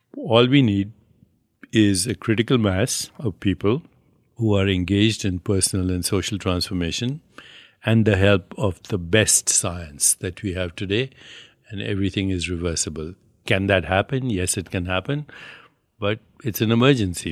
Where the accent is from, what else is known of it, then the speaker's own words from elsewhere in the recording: India; I'm Indian